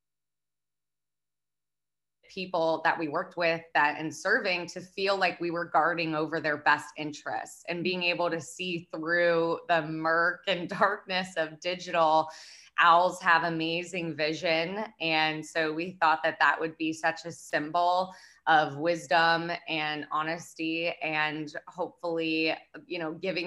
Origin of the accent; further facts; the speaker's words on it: Lancaster, Pennsylvania, United States; I'm originally from Lancaster, Pennsylvania. It's a, you know, big farm town.